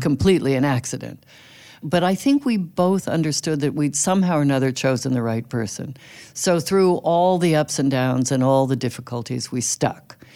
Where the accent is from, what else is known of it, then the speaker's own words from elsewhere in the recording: California, United States; now in Brooklyn, United States; I grew up in California